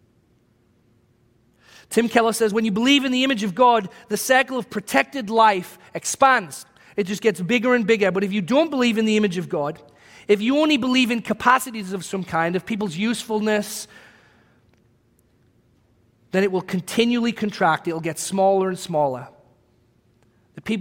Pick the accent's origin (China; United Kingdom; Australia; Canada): United Kingdom; England; moved away as an adult; now in United States; as a British person